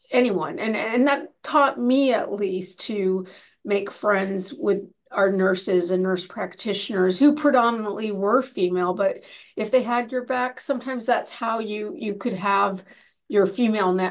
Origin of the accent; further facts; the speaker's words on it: Canada; moved away as an adult; now in United States; I came from Canada to the United States to do my residency and fellowship